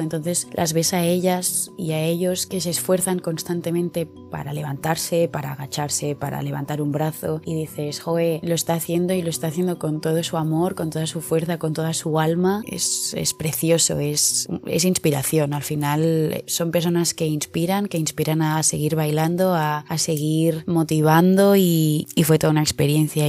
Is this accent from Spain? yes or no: yes; Barcelona, Catalonia, Spain; que soy de Barcelona